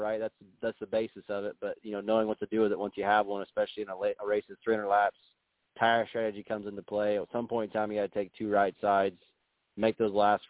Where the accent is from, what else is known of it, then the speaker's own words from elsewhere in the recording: Northern California, United States; now in Bakersfield, United States; I can't claim Bakersfield is my hometown. I grew up in Northern California, but Bakersfield's been home for the last 10 or 15 years